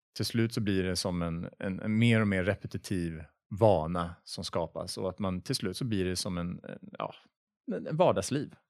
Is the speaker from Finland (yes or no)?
no; Sweden; jag är svensk